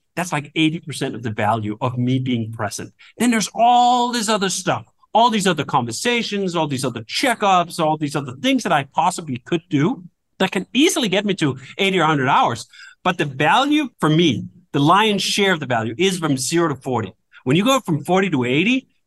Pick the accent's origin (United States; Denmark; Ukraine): Denmark; moved away; I come from Denmark originally, where this culture is quite foreign